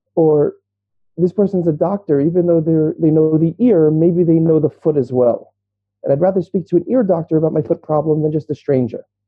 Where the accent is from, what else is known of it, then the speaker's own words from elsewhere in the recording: New York City, New York, United States; moved away as an adult; now in Israel; I grew up in Brooklyn, New York